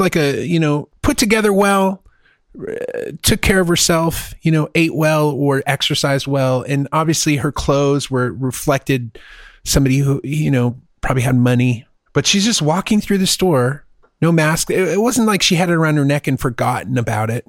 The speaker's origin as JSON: {"language": "English", "country": "United States", "also_born_or_lived": "Texas", "said": "I'm an American"}